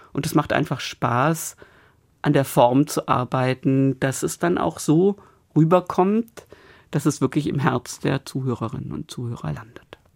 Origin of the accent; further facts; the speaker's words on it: Stuttgart, Baden-Württemberg, Germany; now in Bremen, Germany; in meiner Heimat, in Stuttgart und zwar tatsächlich lustigerweise, ich komme aus Stuttgart-Obertürkheim